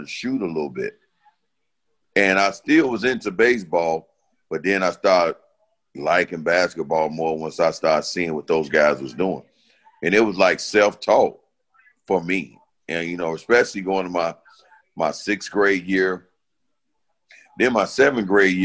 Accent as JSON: {"language": "English", "town": "Chicago", "region": "Illinois", "country": "United States", "tie": "born or raised there", "said": "I grew up in the Franklin Park area"}